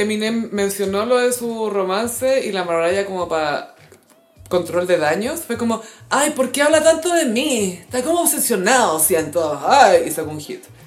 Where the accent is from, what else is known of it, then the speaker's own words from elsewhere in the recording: Chile; somos chilenos